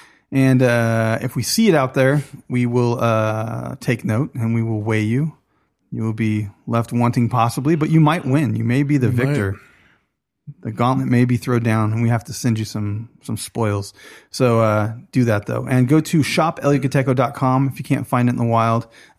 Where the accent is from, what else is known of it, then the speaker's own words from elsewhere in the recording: Kowloon Bay, Kowloon, Hong Kong; born there; Kowloon Bay. Exactly. I was born in Kowloon Bay.